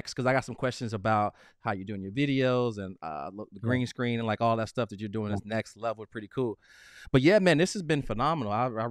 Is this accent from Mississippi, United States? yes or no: no; Chicago, Illinois, United States; So I'm from South Side of Chicago. When I was a kid with a single mom with not a lot of money, I was bound by my location.